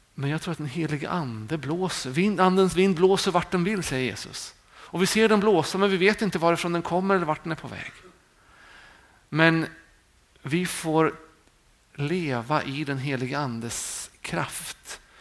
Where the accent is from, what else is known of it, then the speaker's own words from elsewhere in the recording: Sweden; vi är många svenskar